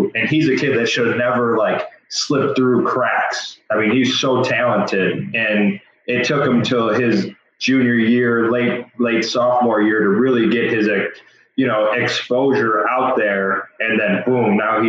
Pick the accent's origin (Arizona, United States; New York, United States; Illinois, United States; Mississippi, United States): Illinois, United States; Chicago; moved away as an adult; now in Central Illinois, United States; I grew up in the Chicagoland area in the suburbs and then moved down here to Central Illinois after college.